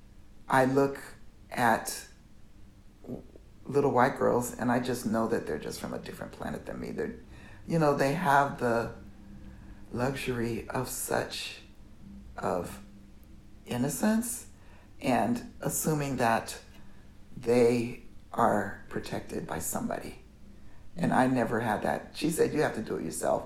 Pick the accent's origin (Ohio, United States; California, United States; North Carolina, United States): California, United States; Oakland; I grew up in Oakland